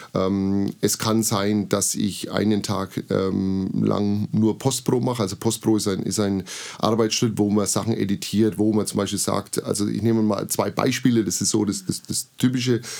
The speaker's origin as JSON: {"language": "German", "town": "Bamberg", "region": "Bavaria", "country": "Germany", "tie": "born or raised there", "also_born_or_lived": "Burgebrach", "lives_now": "Treppendorf, Germany", "said": "Ich bin gebürtiger Bamberger und bin seit vielen Jahren in schönen Treppendorf"}